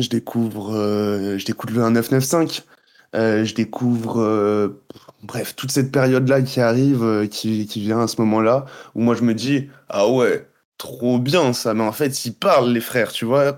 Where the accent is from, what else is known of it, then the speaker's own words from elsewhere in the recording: Guadeloupe; moved away as an adult; also born or lived in Montreal, Canada; je suis né là-bas. J'ai vécu toute ma vie là-bas.